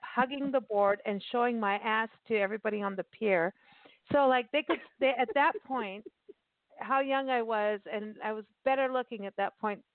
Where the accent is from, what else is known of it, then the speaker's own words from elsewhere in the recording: Port Elizabeth, Eastern Cape, South Africa; moved away; I grew up in South Africa, like in my teens, right? And um, right. And I and I lived in Port Elizabeth